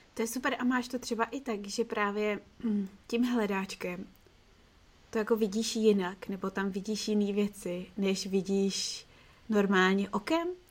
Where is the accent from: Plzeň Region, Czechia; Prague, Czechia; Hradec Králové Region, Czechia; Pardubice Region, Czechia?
Prague, Czechia; já jsem z Petřin